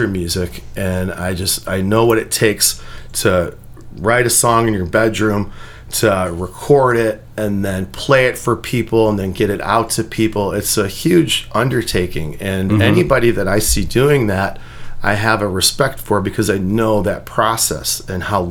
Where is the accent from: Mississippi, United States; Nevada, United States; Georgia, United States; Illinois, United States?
Illinois, United States; Chicago; now in Northwest Indiana, United States; I'm from Chicago